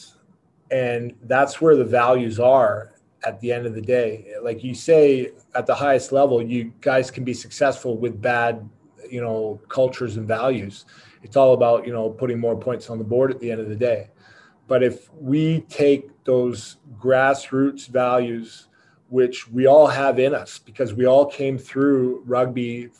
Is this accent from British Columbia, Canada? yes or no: yes; Squamish, British Columbia, Canada; me growing up in Squamish